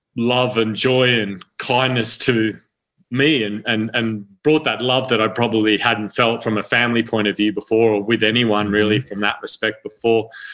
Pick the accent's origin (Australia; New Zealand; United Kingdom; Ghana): Australia; central Queensland; also born or lived in Sydney, New South Wales; now in Arizona, United States; my family's mm-hmm. moved out to central Queensland to a very uh, remote part of the country